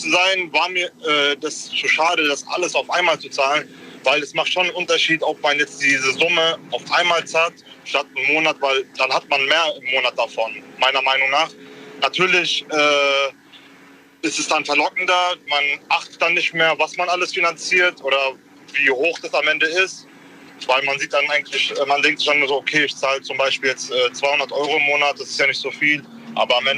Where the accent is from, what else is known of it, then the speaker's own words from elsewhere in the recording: Frankfurt, Hesse, Germany; Äh, ich bin der …, ich bin aus Frankfurt.